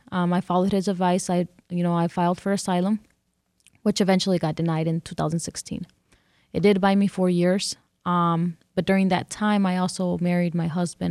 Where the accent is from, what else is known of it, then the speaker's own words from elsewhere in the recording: California, United States; first language English; moved away as an adult; also born or lived in Detroit; now in Mexico; I grew up here. I grew up in California, and this is the only place I know that is home.